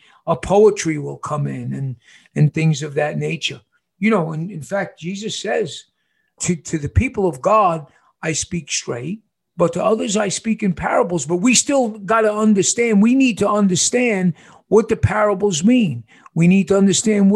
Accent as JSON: {"language": "English", "region": "New York", "country": "United States", "moved": "yes", "lives_now": "Casa Grande, United States", "said": "I'm from New York."}